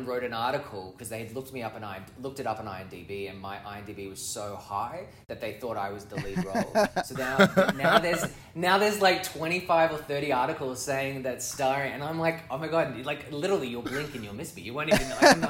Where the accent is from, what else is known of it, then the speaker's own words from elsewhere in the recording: Australia; moved away as an adult; now in Toronto, Canada; I'm Australian, originally Australian, born and bred, grew up there